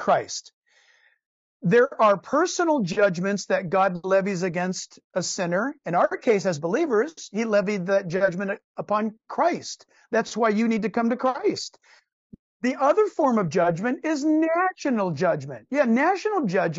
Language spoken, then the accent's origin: English; California, United States; I was born and raised in California, in the United States